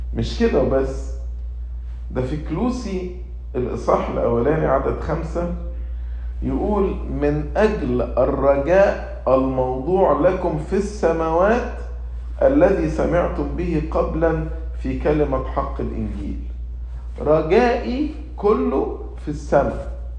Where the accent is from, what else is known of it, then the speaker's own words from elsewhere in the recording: Egypt; moved away; also born or lived in United States; أنا مواطن أمريكي مواطن مصري